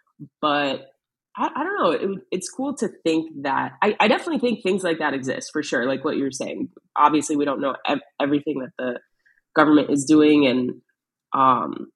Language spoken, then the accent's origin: English; East Coast, United States; growing up on the East Coast